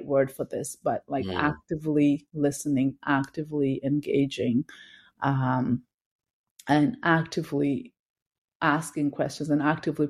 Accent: Kenya; also born or lived in Victoria, Canada / Uganda; now in Toronto, Canada; growing up in Kenya, watching that show. When I moved to Canada

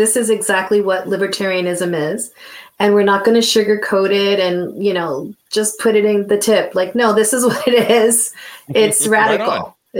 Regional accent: New York City, New York, United States; now in Vermont, United States; I grew up in New York. I mean, I live in Vermont, but I grew up in New York City

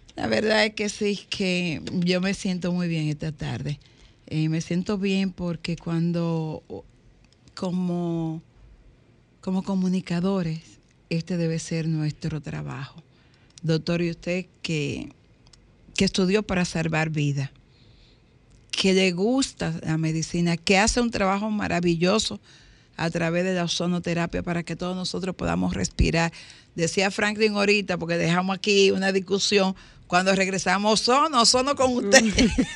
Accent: Dominican Republic; somos dominicanos

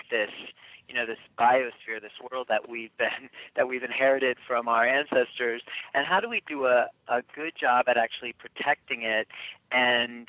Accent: United States; accent: American; also born or lived in Australia / New Zealand; as an American with this accent

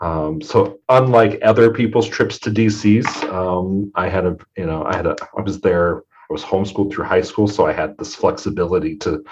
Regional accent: Custer County, north of Broken Bow, Nebraska, United States; moved away as an adult; now in Scottsbluff, United States; I was raised in Custer County, north of Broken Bow.

